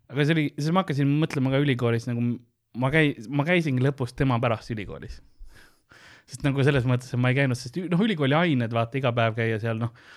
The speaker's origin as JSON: {"language": "Estonian", "country": "Estonia", "said": "ma olen eestlane"}